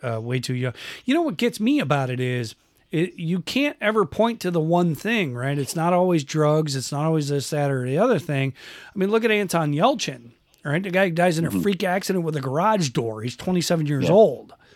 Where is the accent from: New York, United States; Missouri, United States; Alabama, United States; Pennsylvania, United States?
New York, United States; Western; where I grew up in in Western New York